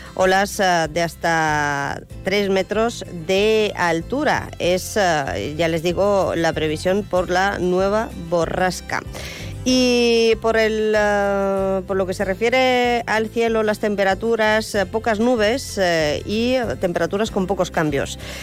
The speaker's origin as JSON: {"language": "Spanish", "town": "Calvià", "region": "Balearic Islands", "country": "Spain", "said": "yo soy residente de Calvía"}